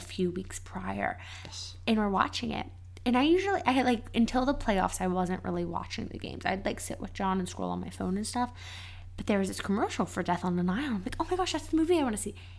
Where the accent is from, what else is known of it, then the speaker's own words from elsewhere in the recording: Cincinnati, Ohio, United States; Cincinnati, Ohio.